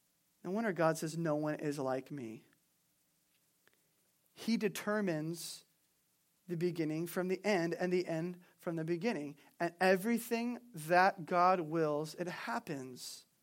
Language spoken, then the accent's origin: English; California, United States; I was raised in Southern California, and there's a city there.